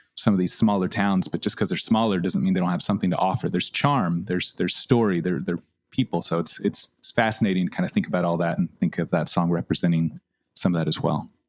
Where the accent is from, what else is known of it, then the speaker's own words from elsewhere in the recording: Austin, Texas, United States; Kath and I grew up in Austin.